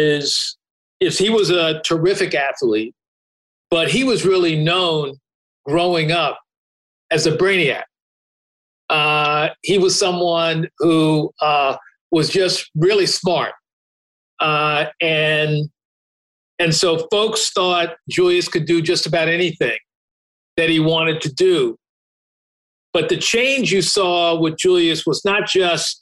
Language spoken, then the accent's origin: English; Hempstead, New York, United States; I grew up, as you said, in Hempstead, Long Island